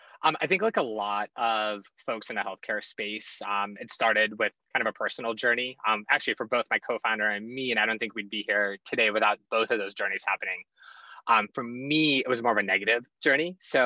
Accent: Cleveland, Ohio, United States; also born or lived in Russia / Chicago; I was born in Russia and I moved to Cleveland when I was 8 years old, grew up in the Midwest. I was a Midwest kid through and through

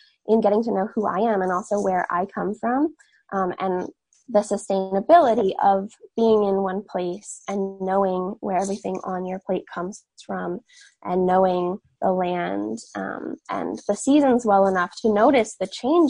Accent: Catskill Mountains, upstate New York, United States; born or raised there

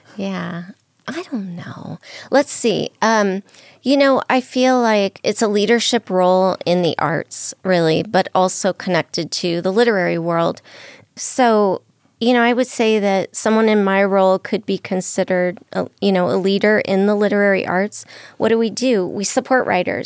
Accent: Southern California, United States; also born or lived in New Mexico; now in Las Vegas, United States; I'm originally from Southern California.

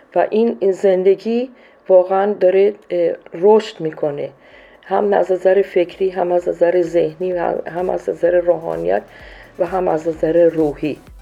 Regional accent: Iran; moved away as an adult; also born or lived in Colombia / Peru; now in Ecuador; من از سال 76 از ایران بیرون اومدم و رفتم کلمبیا بعد از اون رفتم پرو بعدشم اکوادور هستم

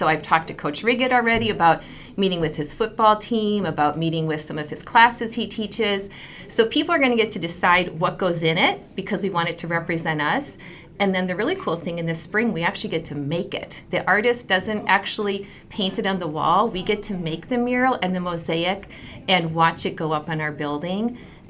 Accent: Rochester, Minnesota, United States; And I grew up in Rochester

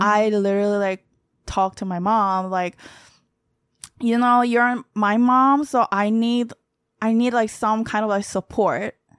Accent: Daegu, South Korea; English is a second language; moved away as an adult; also born or lived in New York City, United States; now in United States; I'm from the city called Daegu

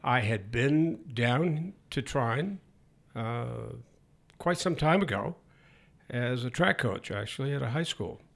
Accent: northern Maine, United States; moved away; also born or lived in Michigan; I was born and brought up in Maine

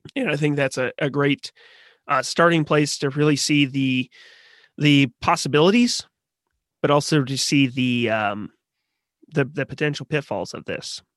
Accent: Missouri, United States; I grew up in Missouri

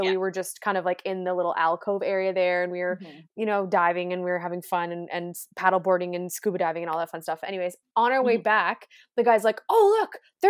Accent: West Coast, United States; young man, I'm from the West Coast. Okay. I've seen a whale or two.

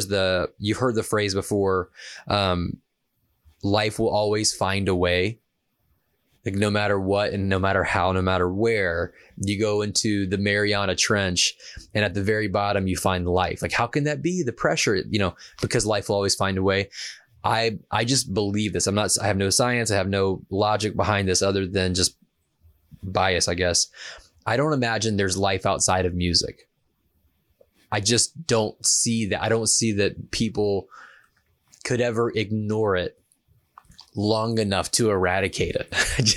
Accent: the South, United States; So like you, I'm from the South where football is everything.

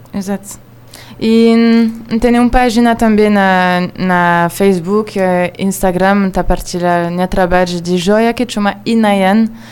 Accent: Israel; Portuguese is a second language; moved away as an adult; also born or lived in France; now in Cabo Verde; a minha nasci na França e cria na Israel. É agora está então, vivendo na Cabo Verde

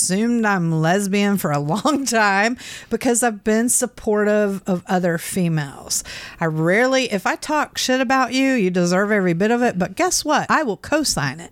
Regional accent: Midwest, United States; moved away; also born or lived in Pensacola, Florida; I was raised first in the Midwest and then went to Pensacola, Florida, and lived there like 30 years

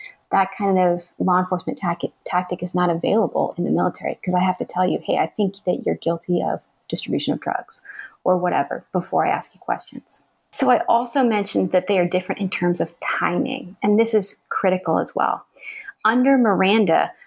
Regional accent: Arizona, United States; moved away; my home state of Arizona

